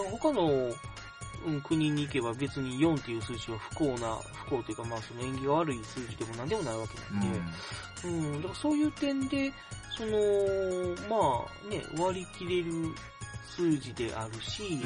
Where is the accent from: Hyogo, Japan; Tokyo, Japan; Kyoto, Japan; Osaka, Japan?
Hyogo, Japan; Kobe; moved away as an adult; now in Tokai, Japan; 出身側の神戸の方なんですよね